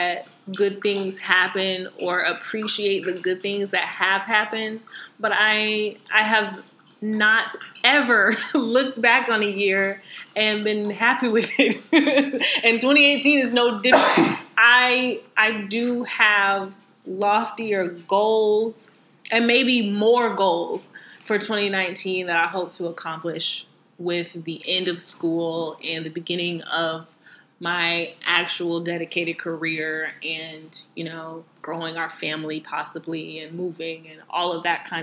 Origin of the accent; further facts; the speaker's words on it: Southern US, United States; accent: heavy Southern; my heavy Southern accent